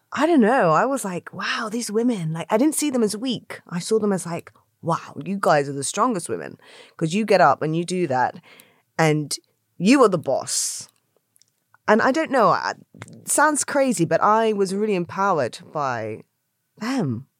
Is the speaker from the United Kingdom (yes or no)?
yes; London, United Kingdom; where I grew up in South London, in Brixton